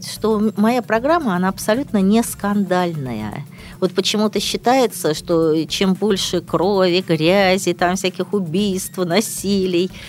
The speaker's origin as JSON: {"language": "Russian", "town": "Kronstadt", "region": "Saint Petersburg", "country": "Russia", "tie": "born or raised there", "said": "я родилась в Кронштадте, это, говорю, Ленинград был"}